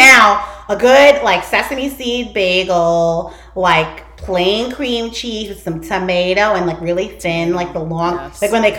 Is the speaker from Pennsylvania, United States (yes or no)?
no; New York City, New York, United States; because we grew up in Brooklyn and we had bagels every fucking day